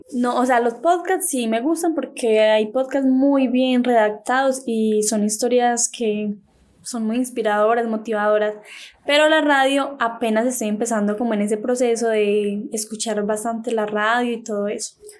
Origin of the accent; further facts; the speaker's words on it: Valdivia, Antioquia, Colombia; De Valdivia, Antioquia